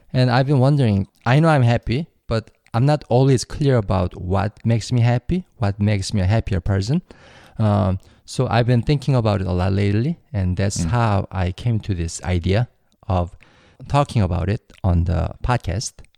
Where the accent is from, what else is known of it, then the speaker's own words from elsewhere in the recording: South Korea; English is a second language; moved away as an adult; now in United States; how I learned English in Korea